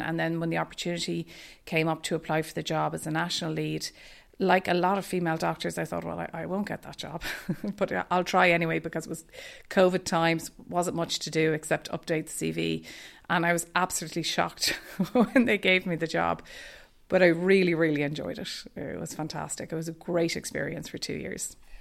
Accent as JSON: {"language": "English", "town": "Dublin", "region": "Leinster", "country": "Ireland", "tie": "born or raised there", "also_born_or_lived": "Boston", "moved": "as an adult", "lives_now": "Ballincollig, Ireland", "said": "I am from Dublin, so I grew up in Castleknock"}